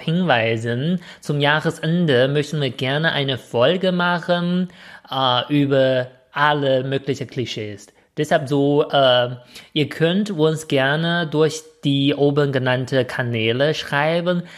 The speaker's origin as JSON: {"language": "German", "country": "China", "moved": "yes", "lives_now": "Germany", "said": "was ich als Chinese ein bisschen häufiger von Deutschen zu äh, gefragt äh, höre"}